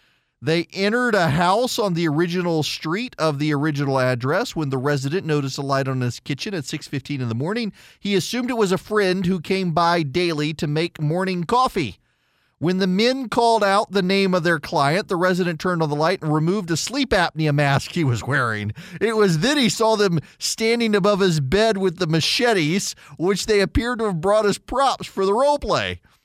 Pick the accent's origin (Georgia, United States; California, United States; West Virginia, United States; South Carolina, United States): South Carolina, United States; That's the Australian one, not me. I'm from South Carolina.